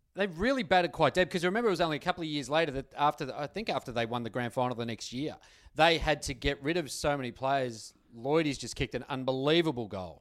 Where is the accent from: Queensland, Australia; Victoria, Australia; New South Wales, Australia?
Victoria, Australia; Melbourne; I grew up in Essendon